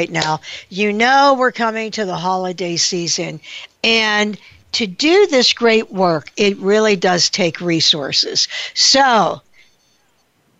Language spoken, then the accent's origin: English; Pittsburgh, Pennsylvania, United States; my hometown of Pittsburgh